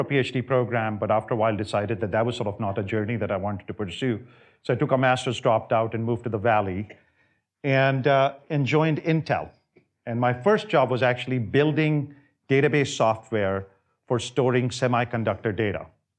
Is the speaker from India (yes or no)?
yes; India; moved away as an adult; also born or lived in multiple cities in India; So I grew up in India. I was there for the first 19 years of my life. I came here in 87 when I was 19 years old. I grew up primarily in multiple different cities.